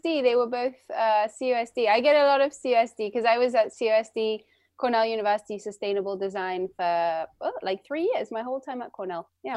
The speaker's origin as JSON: {"language": "English", "region": "London", "country": "United Kingdom", "tie": "born or raised there", "moved": "yes", "lives_now": "Santa Cruz, United States", "said": "I was born and raised in London, and my mother's French and my father's American"}